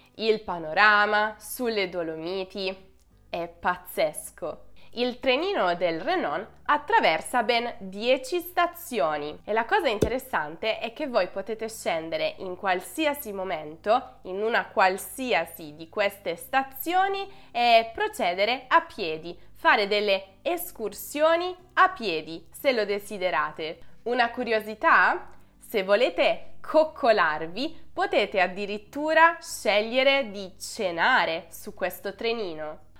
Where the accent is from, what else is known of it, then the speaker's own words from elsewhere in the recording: Apulia, Italy; da pugliese